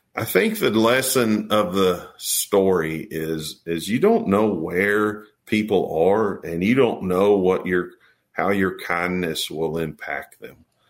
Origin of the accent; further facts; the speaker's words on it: Texas, United States; I'm from Texas